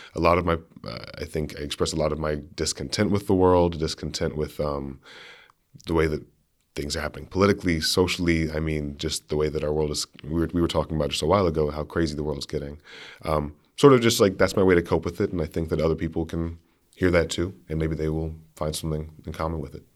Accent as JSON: {"language": "English", "town": "Berea", "region": "Kentucky", "country": "United States", "tie": "born or raised there", "moved": "as an adult", "lives_now": "Grinnell, United States", "said": "growing up in Berea is a really interesting, uh, really unique experience."}